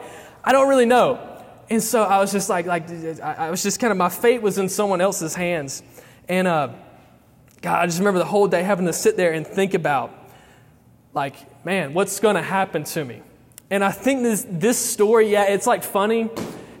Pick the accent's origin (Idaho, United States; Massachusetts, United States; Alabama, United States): Alabama, United States; I am from Alabama